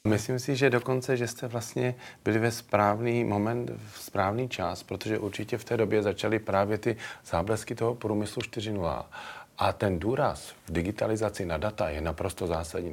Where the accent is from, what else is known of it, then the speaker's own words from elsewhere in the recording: Plzeň, Plzeň Region, Czechia; Já jsem mimochodem Plzeňák narozený